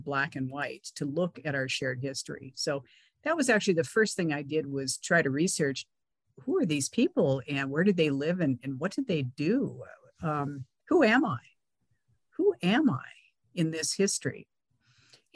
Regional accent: California, United States; I grew up in California

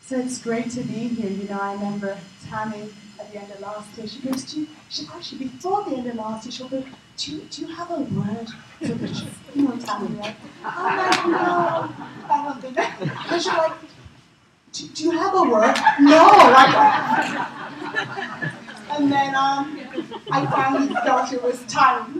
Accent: England, United Kingdom; moved away as an adult; also born or lived in Nigeria / New York; now in United States; I was raised in England, raised in the UK

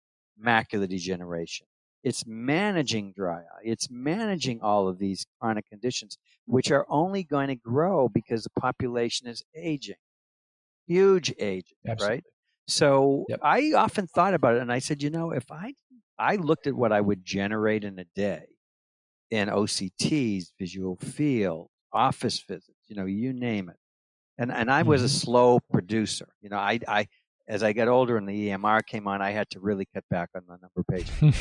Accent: Massachusetts, United States; moved away as an adult; now in New Hampshire, United States; I actually left Massachusetts. Which I was born and raised there

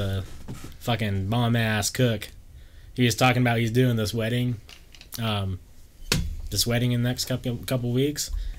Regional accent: Salt Lake City, Utah, United States; we're from Salt Lake City

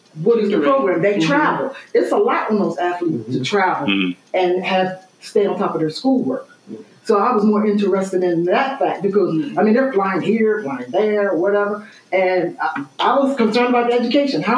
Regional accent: Glassboro, New Jersey, United States; I'm from Glassboro

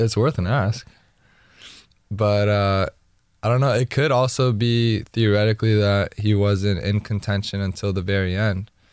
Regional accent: Miami, Florida, United States; growing up in Miami

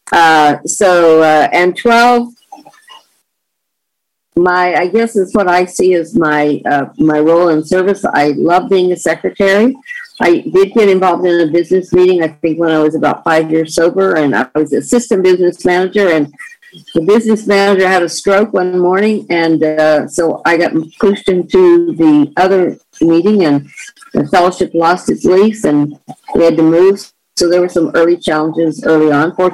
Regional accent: the South, United States; now in California, United States; the rules and regulations that didn't make sense to me that were a part of growing up in the South.

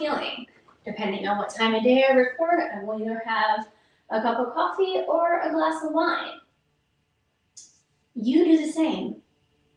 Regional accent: Toledo, Ohio, United States; also born or lived in Philadelphia, Pennsylvania; Mom moved us to Ohio, Toledo, Ohio to be exact.

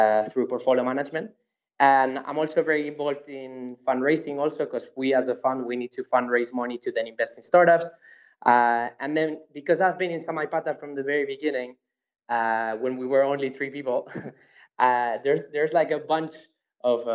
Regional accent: Madrid, Community of Madrid, Spain; I was born and raised in Madrid

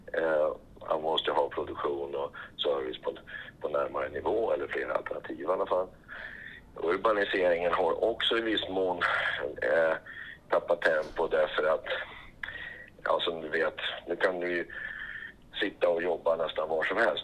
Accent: Granö, Västerbotten County, Sweden; moved away as an adult; also born or lived in Stockholm; född och uppvuxen i Granö i Västerbotten

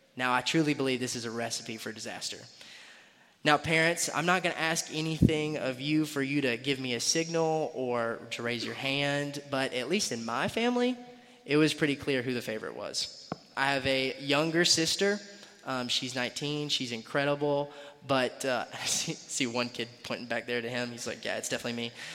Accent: Greenville, South Carolina, United States; moved away as an adult; I was born and raised in Greenville, South Carolina

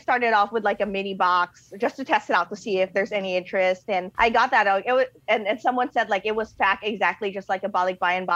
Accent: Baguio, Cordillera Administrative Region, Philippines; also born or lived in Manila; now in California, United States; I was born in Manila, but I was raised in a smaller city called Baguio City

